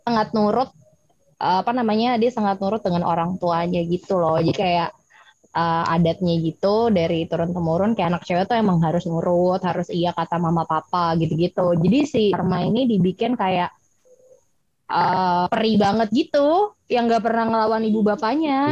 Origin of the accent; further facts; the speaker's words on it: Jakarta, Indonesia; orang Batak yang eh, gede di Jakarta dan pulang beberapa kali